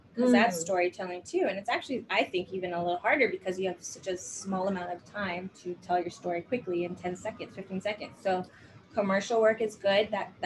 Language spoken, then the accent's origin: English; Hawaii, United States; I grew up in Hawaii, so I started auditioning for things in Hawaii with no acting training under my belt.